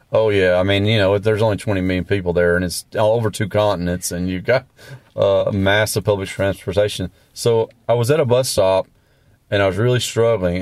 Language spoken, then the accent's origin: English; the South, United States; also born or lived in Latin America; I grew up in the South